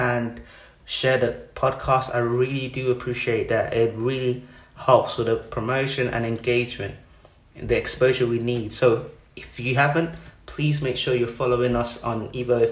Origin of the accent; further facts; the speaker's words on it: Nigeria; now in United Kingdom; I'm born and raised in Nigeria